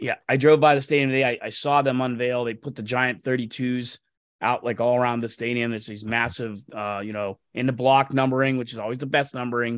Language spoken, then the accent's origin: English; Mercer County, Pennsylvania, United States; where I grew up in Mercer County